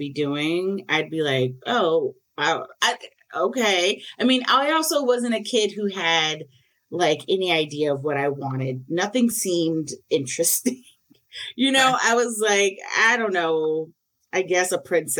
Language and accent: English; South Carolina, United States; also born or lived in New York; now in Brooklyn, United States; I've been in New York for a good chunk of my life at this point, where I'm from South Carolina